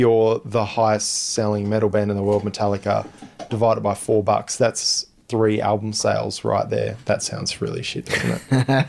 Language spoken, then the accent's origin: English; Bunbury, Western Australia, Australia; I'm from Bunbury.